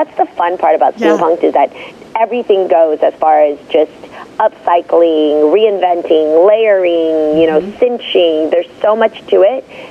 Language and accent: English; Bay Area, California, United States; I was 16. I come from the Bay Area